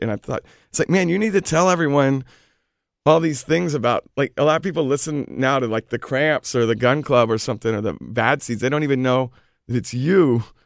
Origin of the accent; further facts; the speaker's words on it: Houston, Texas, United States; also born or lived in Austin, Texas; now in New York, United States; I'm originally from Houston